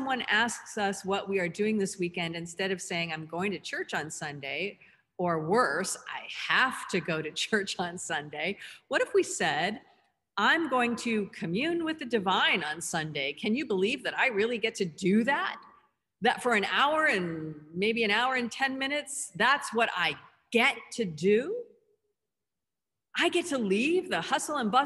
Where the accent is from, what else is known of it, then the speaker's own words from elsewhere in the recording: Southern California, United States; growing up in Southern California